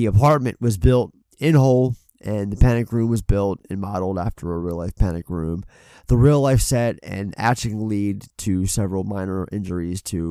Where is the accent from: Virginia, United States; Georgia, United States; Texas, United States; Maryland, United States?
Maryland, United States; Baltimore; I'm a Baltimore guy. Obviously, we're both from Baltimore.